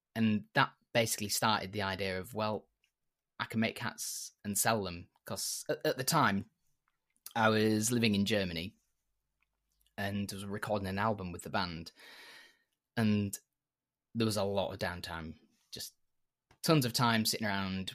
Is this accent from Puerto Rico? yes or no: no; York, Yorkshire and the Humber, United Kingdom; I'm from York, which is in Yorkshire in the UK.